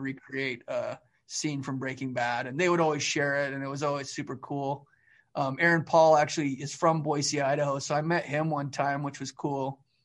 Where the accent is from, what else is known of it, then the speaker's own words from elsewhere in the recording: Calgary, Alberta, Canada; now in United States; I grew up in Northwest Calgary, like, varsity area